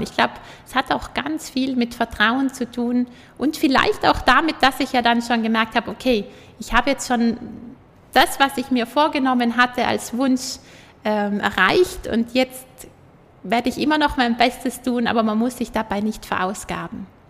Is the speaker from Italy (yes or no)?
yes; Juval Castle, South Tyrol, Trentino-Alto Adige, Italy; Schloss Juwal, wo ich aufgewachsen bin